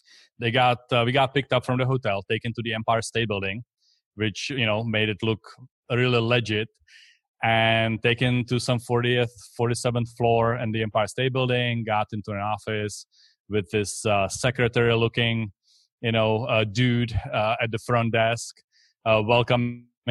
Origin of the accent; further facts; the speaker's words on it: Czechia; English is a second language; moved away as an adult; also born or lived in Texas; now in Tampa, United States; I came here from the Czech Republic. So that's where I'm originally from. That's where this accent is from.